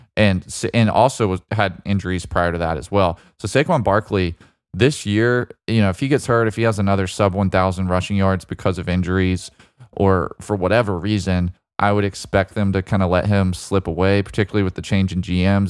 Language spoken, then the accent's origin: English; Birmingham, Alabama, United States; my home state, uh, my home city of Birmingham, Alabama